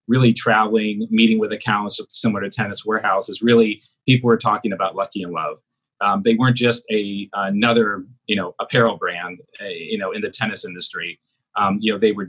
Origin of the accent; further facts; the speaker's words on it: South Korea; moved away; I'm originally from South Korea